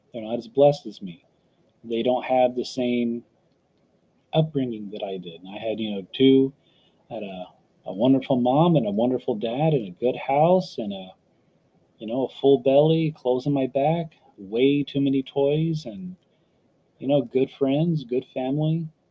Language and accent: English; San Antonio, Texas, United States; I was born in San Antonio, uh, Texas